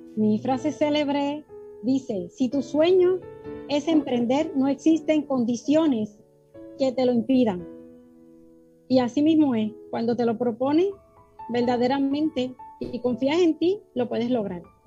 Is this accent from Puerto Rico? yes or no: yes; Puerto Rico; soy de Puerto Rico